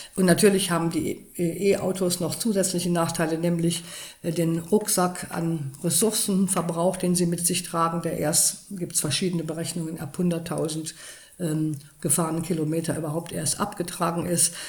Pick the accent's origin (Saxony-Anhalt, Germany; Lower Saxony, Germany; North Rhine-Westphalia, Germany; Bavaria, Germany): North Rhine-Westphalia, Germany; Cologne; ich komme ja aus Köln